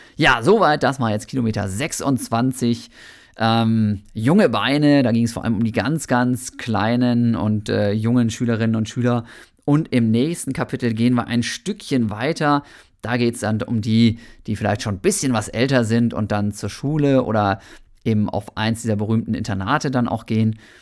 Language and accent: German; Germany; also born or lived in Bochum; bei uns in Deutschland